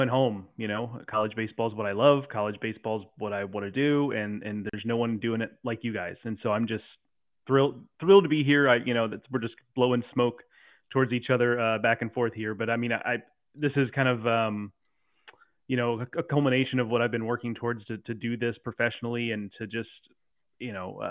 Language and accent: English; Houston, Texas, United States; I grew up in the Houston area